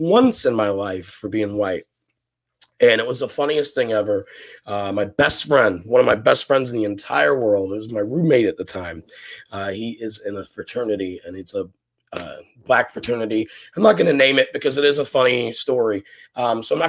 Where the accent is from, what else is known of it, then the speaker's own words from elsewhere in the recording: West Coast of Scotland, United Kingdom; moved away; I'm a Scotsman, a Catholic from the West Coast of Scotland. And I grew up in the 80s and 90s